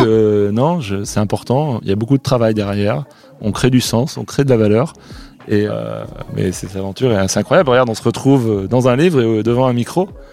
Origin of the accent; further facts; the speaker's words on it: France; chez nous, en France